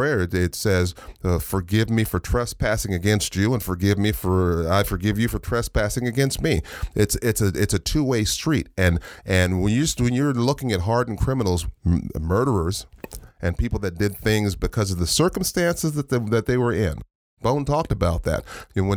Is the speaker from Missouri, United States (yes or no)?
no; La Puente, California, United States; I was raised in Lapa-Winnie, so I was raised in a rough neighborhood